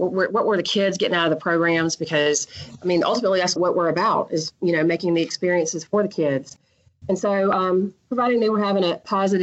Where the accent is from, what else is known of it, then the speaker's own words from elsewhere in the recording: Columbus, Georgia, United States; I was invited to go back to my hometown, Columbus, Georgia